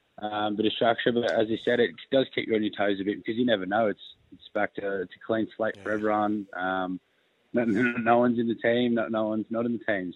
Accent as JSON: {"language": "English", "town": "Sydney", "region": "New South Wales", "country": "Australia", "moved": "yes", "lives_now": "Canberra, Australia", "said": "I'm from Sydney"}